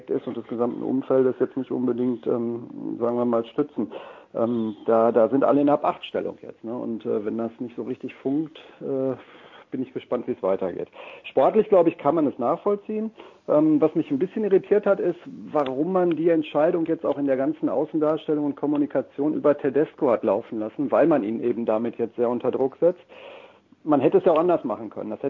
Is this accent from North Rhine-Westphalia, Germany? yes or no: yes; Dortmund, North Rhine-Westphalia, Germany; das sage ich auch als Dortmunder, der nicht im Verdacht steht, äh, Vorsitzender des FC Bayern